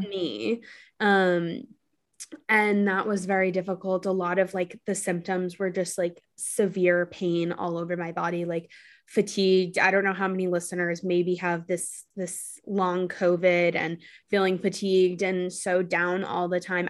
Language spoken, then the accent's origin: English; New York City, New York, United States; also born or lived in Los Angeles; I'm from New York City